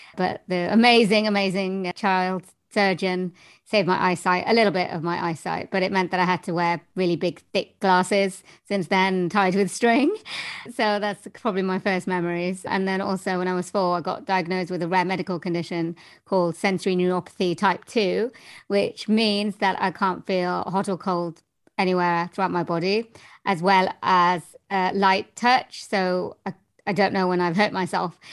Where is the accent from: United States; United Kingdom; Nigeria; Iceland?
United Kingdom; Wales; I am from Wales in the UK